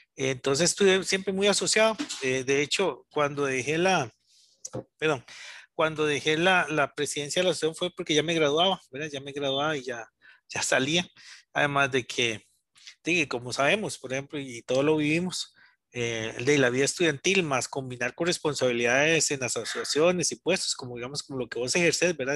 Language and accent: Spanish; San Rafael de Oreamuno, Cartago, Costa Rica; yo soy Cartago, soy de San Rafael de Iramundo soy originario de allá